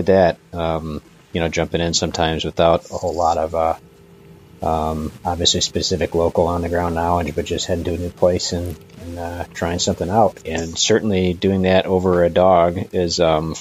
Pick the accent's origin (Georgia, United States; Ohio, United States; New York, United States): Ohio, United States; Cleveland; I grew up in Northeast Ohio, kind of suburban, kind of on this outer fringe of suburban Cleveland, Ohio